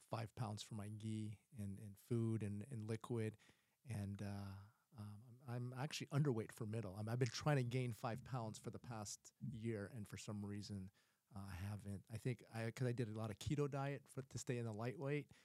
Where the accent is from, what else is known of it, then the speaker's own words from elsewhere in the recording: Philippines; you know, I'm I'm Filipino, and so we we enjoy the uh, white rice